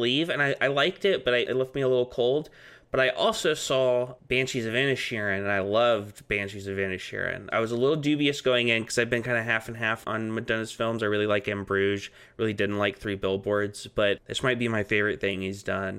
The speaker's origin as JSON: {"language": "English", "region": "Texas", "country": "United States", "said": "I'm Texan. I know I have all that stuff, but I'm not like connected to it."}